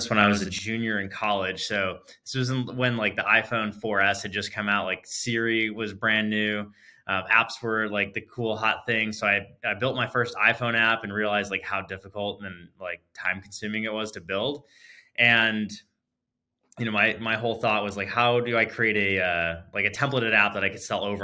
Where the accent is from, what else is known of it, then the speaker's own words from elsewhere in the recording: California, United States; moved away as an adult; now in Arizona, United States; California native, spent my whole life growing up there. So I grew up in Silicon Valley as well as Southern California.